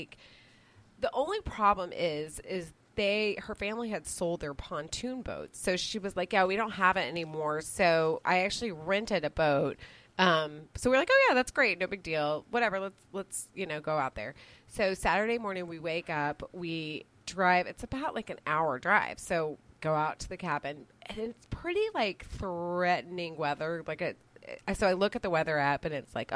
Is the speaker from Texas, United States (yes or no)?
yes; Austin, Texas, United States; I'm from Austin